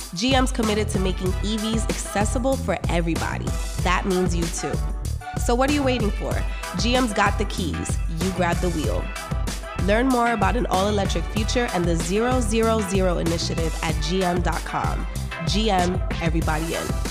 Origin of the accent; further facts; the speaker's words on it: New York, United States; I'm from New York.